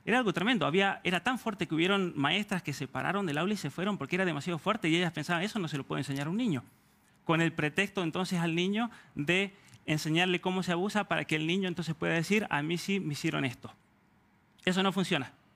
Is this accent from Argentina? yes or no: yes; Argentina; now in Canada; Argentina, de donde soy oriundo